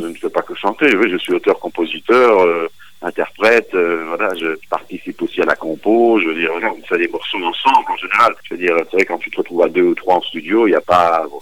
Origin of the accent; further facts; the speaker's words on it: Belgium; chez nous en Belgique